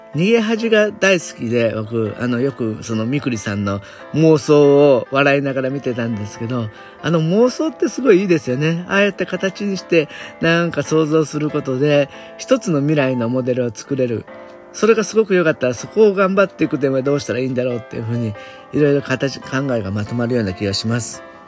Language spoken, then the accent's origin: Japanese; Japan; 私みたいな純粋な日本人